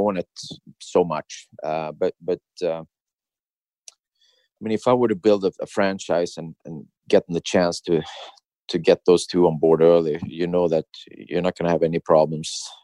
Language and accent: English; Sweden; moved away as an adult; coming from a small town in Sweden